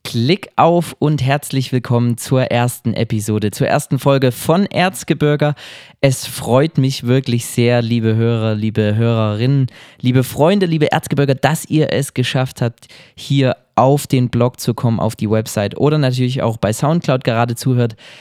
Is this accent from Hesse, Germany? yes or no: no; Oberwiesenthal, Saxony, Germany; Ich komme aus Oberwiesenthal, ich wohne derzeit hier